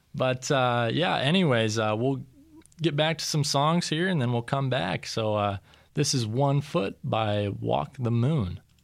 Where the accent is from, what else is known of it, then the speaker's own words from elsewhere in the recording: Storm Lake, Iowa, United States; I grew up in Storm Lake. I played football at Storm Lake